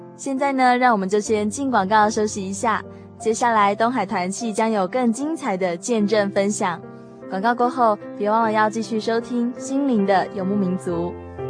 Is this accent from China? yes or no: no; Taiwan; 我们台湾